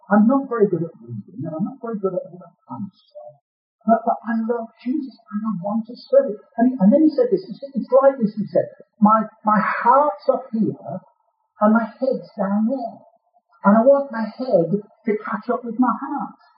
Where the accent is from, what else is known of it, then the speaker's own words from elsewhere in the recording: Birmingham, West Midlands, United Kingdom; accent: Brummie; You've already picked up my accent with Brummy.